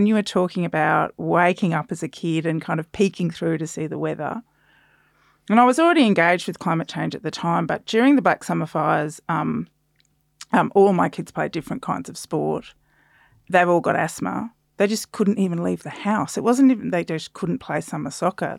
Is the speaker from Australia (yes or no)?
yes; South Australia, Australia; I grew up in South Australia as well.